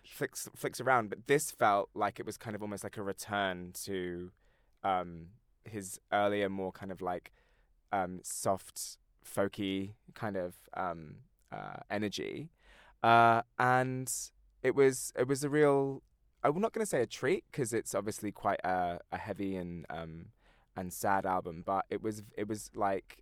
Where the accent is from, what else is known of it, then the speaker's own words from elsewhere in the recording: near Brighton, South East England, United Kingdom; we were in Brighton, which is the town that I'm sort of near um, when uh, in my hometown